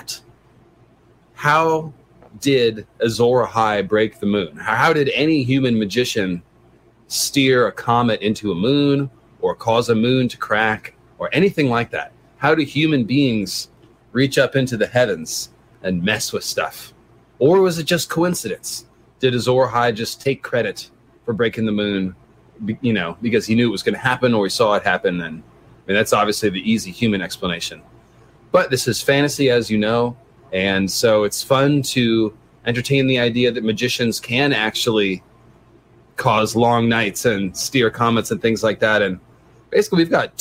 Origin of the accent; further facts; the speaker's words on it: San Francisco, California, United States; I'm from San Francisco